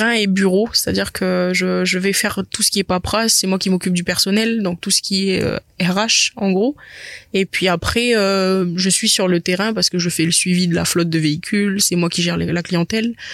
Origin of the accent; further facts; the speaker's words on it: New Caledonia; Et puis même, je suis calédonienne